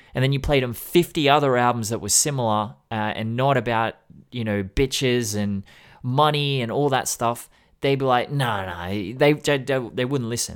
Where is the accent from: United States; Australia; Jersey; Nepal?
Australia; Sydney, New South Wales; I grew up in Sydney